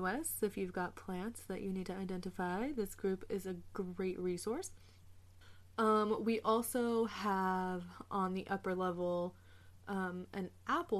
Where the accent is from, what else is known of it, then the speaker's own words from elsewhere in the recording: Southern California, United States; moved away; growing up in Southern California